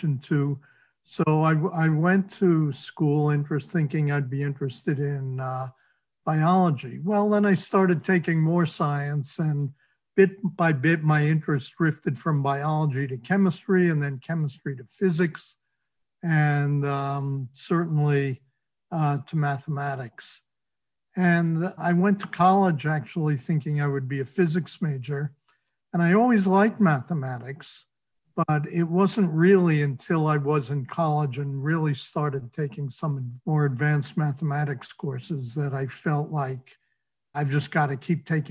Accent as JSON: {"language": "English", "town": "New York City", "region": "New York", "country": "United States", "tie": "born or raised there", "said": "I grew up in New York City, in fact, in Greenwich Village, in the West Village"}